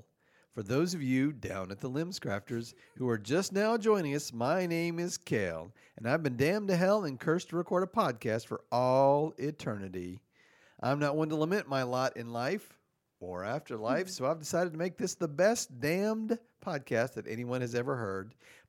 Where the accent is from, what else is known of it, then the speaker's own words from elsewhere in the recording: the South, United States; I'm from the South, so we call it Coca-Cola.